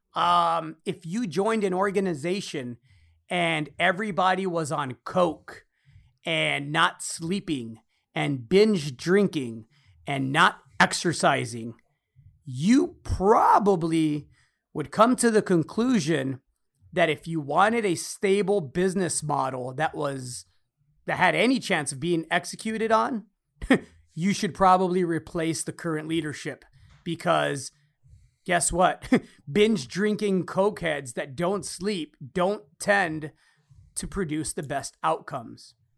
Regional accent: United States; I'm American because I was born here. Mexican American.

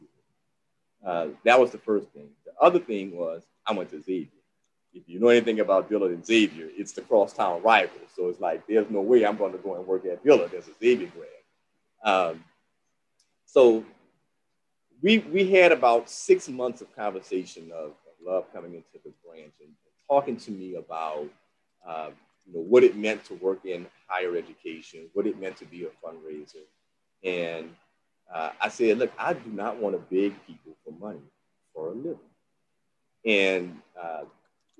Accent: New Orleans, Louisiana, United States; I'm from New Orleans. You know, my whole family's in New Orleans

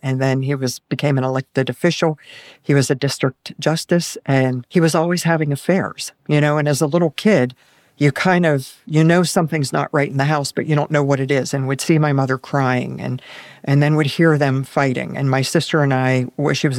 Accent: Pittsburgh, Pennsylvania, United States; I was born in Pittsburgh, Pennsylvania.

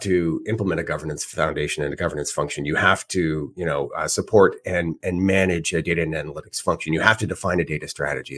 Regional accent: Edmonton, Alberta, Canada; moved away; I'm originally from Edmonton, Alberta, and all my family is still there

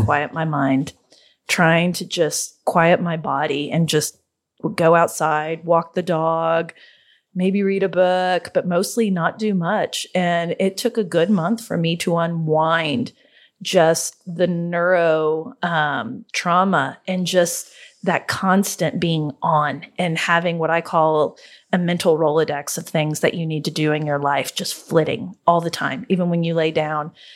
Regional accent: Oklahoma, United States; we're from Oklahoma, so we call it Gala, not Gala. Um, we're Hicks

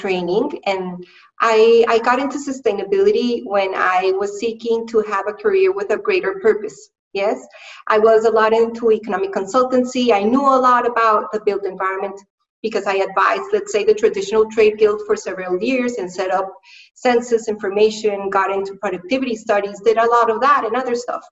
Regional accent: Colombia; now in London, United Kingdom; I am currently based in London in the UK, but I'm from Colombia, from South America.

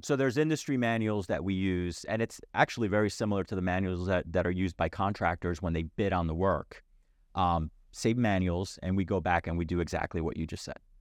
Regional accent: New Jersey, United States; my home state of New Jersey

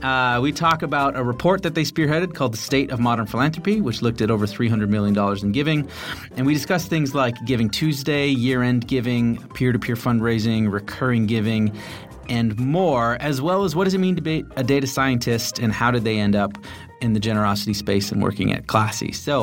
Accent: Canada; One of the best parts about being Canadian is you get to celebrate Boxing Day.

